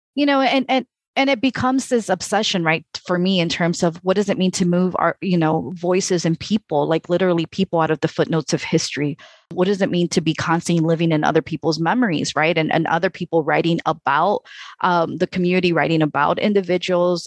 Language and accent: English; Chicago, Illinois, United States; I grew up in Chicago